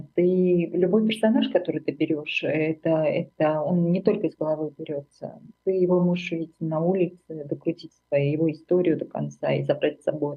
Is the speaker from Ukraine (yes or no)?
no; Armenia; moved away as an adult; now in Germany; я из Армении